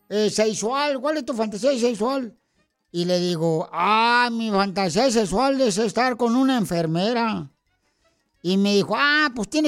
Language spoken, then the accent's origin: Spanish; Michoacán, Mexico; yo soy de un pueblo bien chiquito, ¿no? Y de Michoacán, y mi pueblo ahí estaba tan pequeño, por tan pequeño, por tan pequeño mi pueblo.